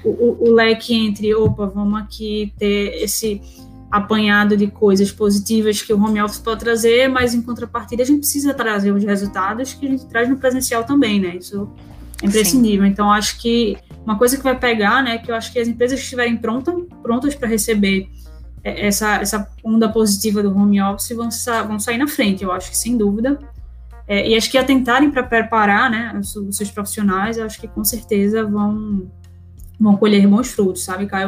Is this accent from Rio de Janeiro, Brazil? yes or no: no; Recife, Pernambuco, Brazil; sou de Recife, Pernambuco, então é, nasci aqui, minha família toda é daqui